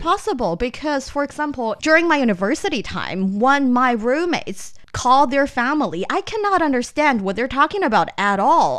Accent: northern China, China; first language Mandarin; English is a second language; I grew up in the north part of the country

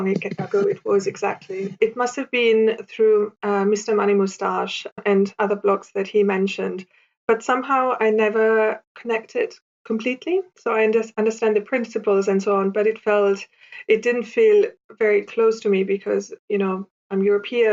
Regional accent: Italy; moved away as an adult; now in London, United Kingdom; I was born and raised in Italy, but I also spent a lot of summers in Germany as a kid

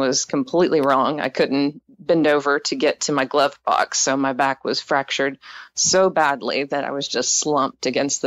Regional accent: East Texas, United States; I grew up in East Texas, and I was raised in an evangelical home

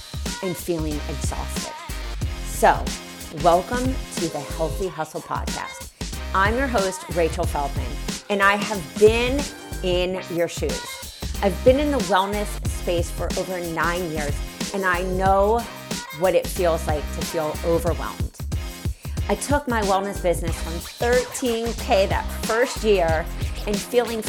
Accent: East Coast, United States; moved away; also born or lived in the South (US); we're from East Coast, but I'm down south

